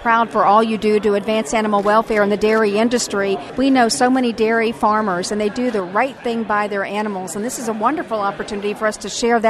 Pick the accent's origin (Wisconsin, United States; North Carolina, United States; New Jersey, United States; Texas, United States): North Carolina, United States; As a fellow North Carolinian